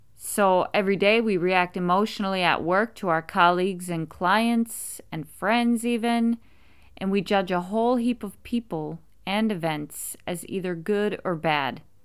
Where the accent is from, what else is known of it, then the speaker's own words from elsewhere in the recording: United States; being American myself